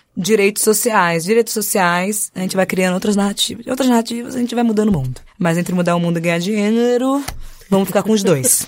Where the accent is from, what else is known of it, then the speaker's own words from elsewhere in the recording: Salvador, Bahia, Brazil; saí do Nordeste de Amaralina para outros lugares